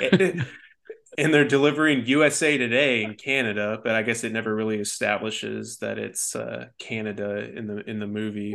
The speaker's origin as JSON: {"language": "English", "town": "Denton", "region": "Texas", "country": "United States", "tie": "born or raised there", "said": "growing up in Denton, Texas before it, like, really blossomed into what it is now"}